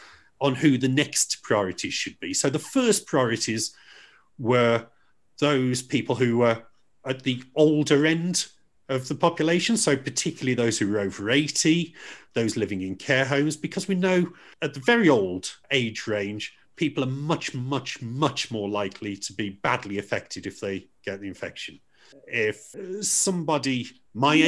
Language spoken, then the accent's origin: English; Dudley, West Midlands, United Kingdom; also born or lived in Stourbridge; I'm from Dudley. I mean, I still live in Stourbridge, and I went to school in Stourbridge